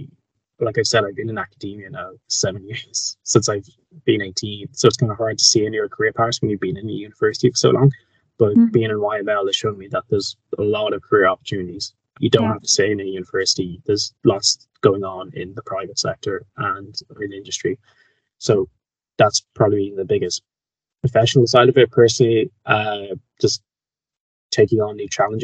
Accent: Kildare, Leinster, Ireland; I'm Irish. I'm from Kildare, which is just outside of Dublin

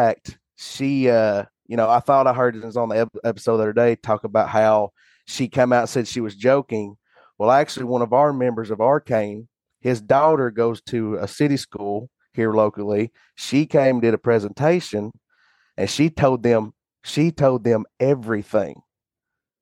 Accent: Monroe County, East Tennessee, United States; just a simple old boy from East Tennessee

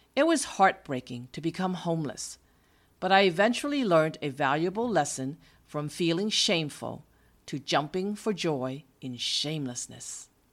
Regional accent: East Coast, United States; moved away as an adult; also born or lived in California; From my hometown on the East Coast, the nineteen-year-old me flew to the West Coast, three thousand miles away from where I grew up.

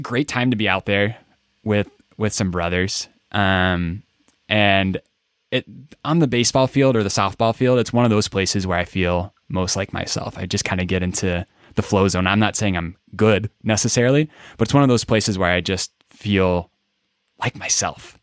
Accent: Des Moines, Iowa, United States; I grew up in the great state of Iowa.

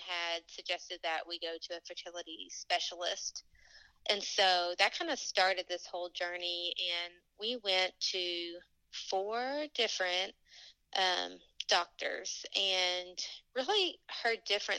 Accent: Tennessee, United States; accent: Southern; now in Louisville, United States; I am from Tennessee, but I currently live in Louisville, Kentucky.

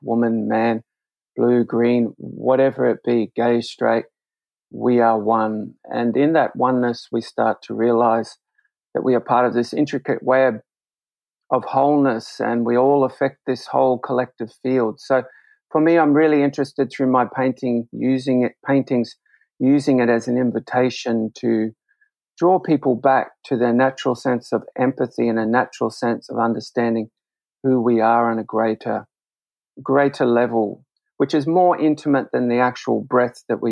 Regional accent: Brisbane, Queensland, Australia; I grew up in Brisbane

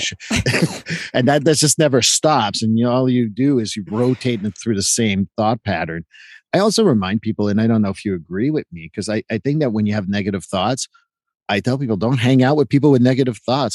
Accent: Quebec, Canada; I grew up in Quebec and they're all my Quebec friends.

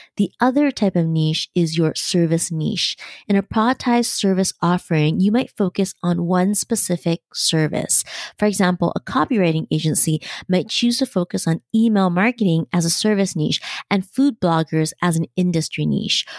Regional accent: Canada; As a Canadian

